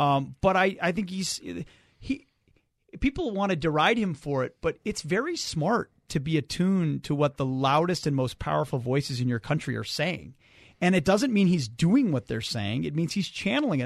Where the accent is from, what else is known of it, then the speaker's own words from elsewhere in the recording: Minnesota, United States; I moved back to Minnesota, which is my home state